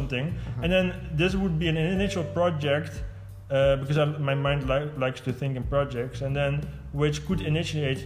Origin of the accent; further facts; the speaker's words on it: Eindhoven, North Brabant, Netherlands; moved away as an adult; stuck in my hometown, basically in Eindhoven